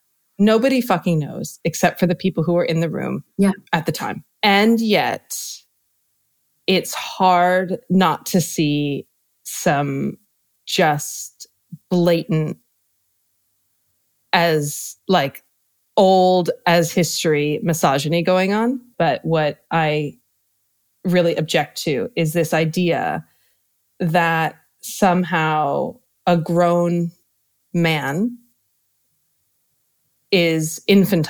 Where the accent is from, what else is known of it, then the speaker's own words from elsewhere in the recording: United States; moved away as an adult; now in London, United Kingdom; I'm American, lived in London for quite a bit